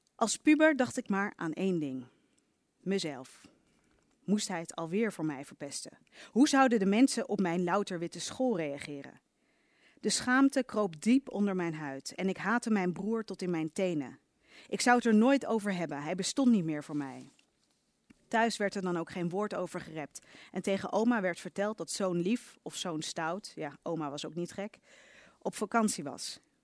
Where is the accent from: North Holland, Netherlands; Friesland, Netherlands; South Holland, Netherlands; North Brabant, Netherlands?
South Holland, Netherlands; Leiden; in Leiden, waar ik ben opgegroeid